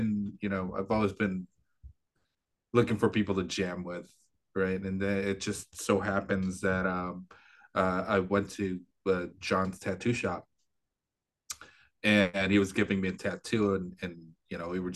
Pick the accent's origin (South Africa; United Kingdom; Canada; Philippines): Philippines; moved away as an adult; now in United States; I was born and raised in the Philippines. And I didn't move here until I was, 23.